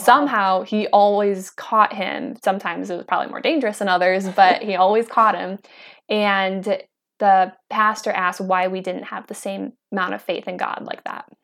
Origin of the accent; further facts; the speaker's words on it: Kenosha, Wisconsin, United States; I am from Kenosha, Wisconsin, and I'm out here in Idaho.